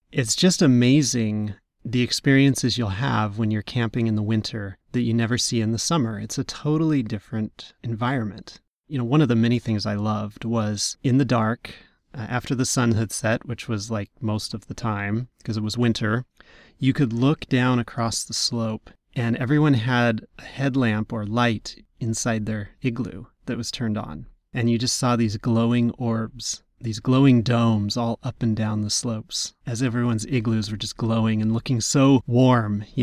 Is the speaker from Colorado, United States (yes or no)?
no; Washington, United States; well, I grew up in Western up. Washington, so nine months out of the year was trudging through the rain